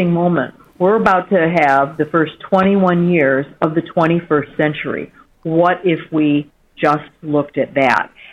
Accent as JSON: {"language": "English", "region": "Michigan", "country": "United States", "tie": "born or raised there", "moved": "yes", "said": "my home state of Michigan"}